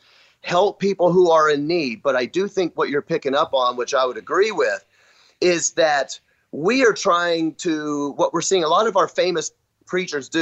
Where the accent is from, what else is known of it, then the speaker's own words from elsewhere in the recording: Memphis, Tennessee, United States; moved away as an adult; now in Kenosha, United States; I grew up in Memphis, Tennessee